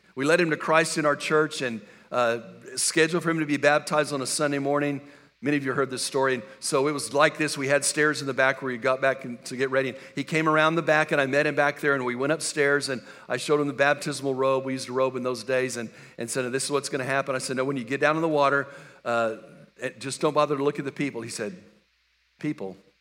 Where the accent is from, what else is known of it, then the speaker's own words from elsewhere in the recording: West Texas, United States; moved away; I grew up in West Texas